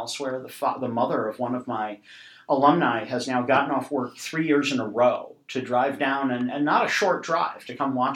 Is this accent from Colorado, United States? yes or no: no; Madison, Wisconsin, United States; I grew up in Wisconsin. I was the son of a state employee, and being in Madison